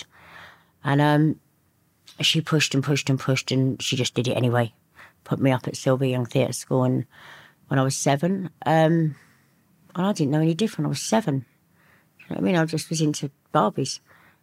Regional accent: Woodford Green, London, United Kingdom; also born or lived in Liverpool; I grew up in Woodford Green in Essex.

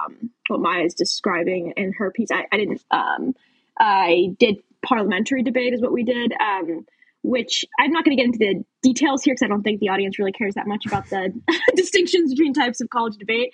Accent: outside D.C., Maryland, United States; now in Washington, D.C., United States; I actually grew up outside D.C. in Maryland, and now I live in D.C., so didn't move too far there.

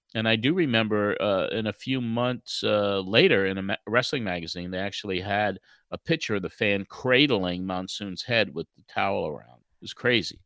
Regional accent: New York City, New York, United States; moved away; also born or lived in Long Island; I was born and raised in Brooklyn. And then when we finally moved out to the island in 1964 to Long Island

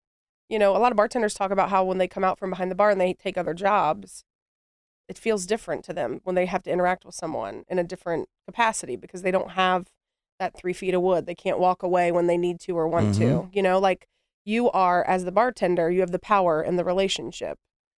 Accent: Columbus, Ohio, United States; I grew up in the Bottoms, which is, so if you don't know, the Lower West Side.

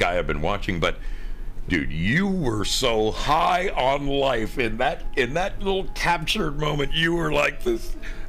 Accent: Oregon, United States; I come from Oregon where there's wineries everywhere.

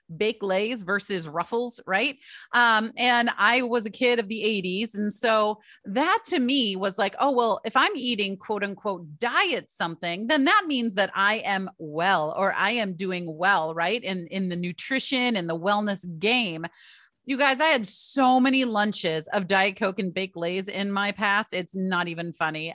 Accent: Michigan, United States; I grew up in Michigan

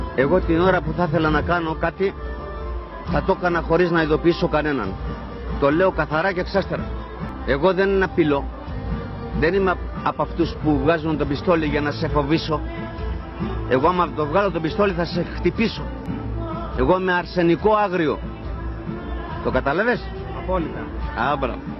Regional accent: Nikaia, Attica, Greece; είμαι από την Κοκκινιά και έχω μεγαλώσει μες στα λεμονάδικα

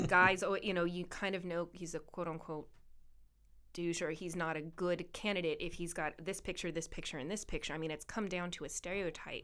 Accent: Camarillo, California, United States; I was part of the chamber in my hometown.

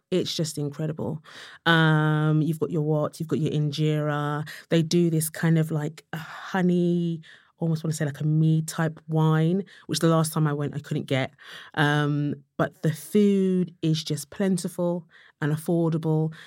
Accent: London, United Kingdom; I was from Tottenham

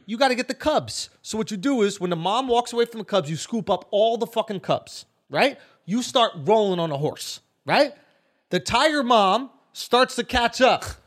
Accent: Scotland, United Kingdom; I'm a Scottish kid.

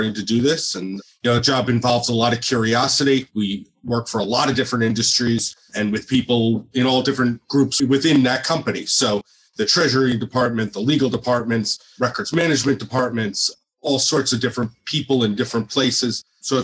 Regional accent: New Jersey, United States; being born and bred in New Jersey

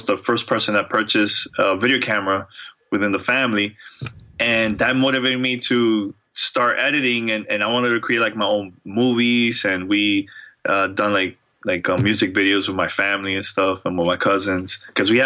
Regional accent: New York City, New York, United States; I'm from New York. I'm really born and raised in New York

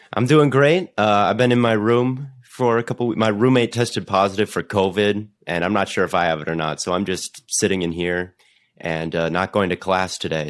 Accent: Minnesota, United States; I'm from Minnesota

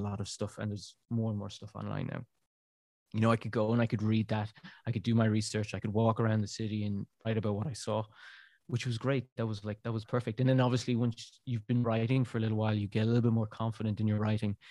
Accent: Ireland; moved away as an adult; now in Brussels, Belgium; being Irish

